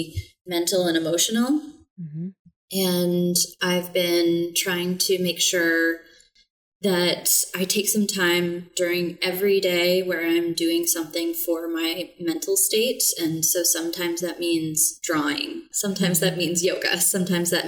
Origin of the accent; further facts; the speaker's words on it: Texas, United States; now in New England, United States; I'm originally from Texas and I love the heat.